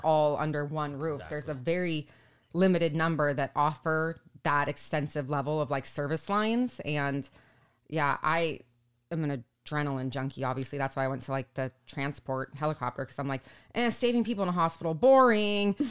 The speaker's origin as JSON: {"language": "English", "region": "Southern California", "country": "United States", "tie": "born or raised there", "also_born_or_lived": "Cedar City, Utah", "said": "growing up in Southern California"}